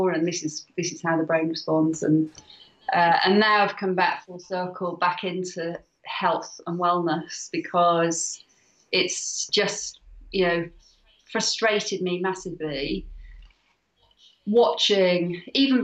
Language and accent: English; Wales, United Kingdom; I'm Welsh. I love Wales.